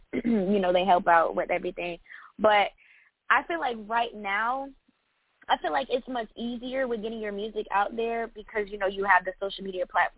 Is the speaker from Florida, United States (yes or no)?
yes; Tampa, Florida, United States; Tampa, Florida.